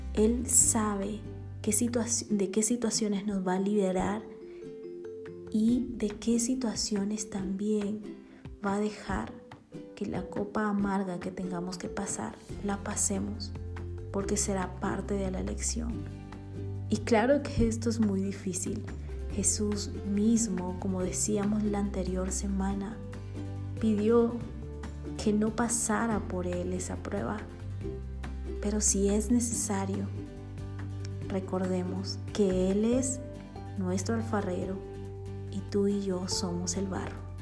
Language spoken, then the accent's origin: Spanish; Bolivia; born or raised there; now in Guatemala